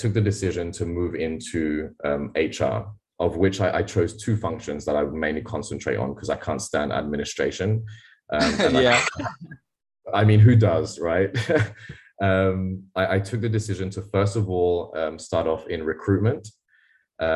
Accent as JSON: {"language": "English", "country": "Mauritius", "also_born_or_lived": "Australia", "said": "I moved back from Australia to Mauritius"}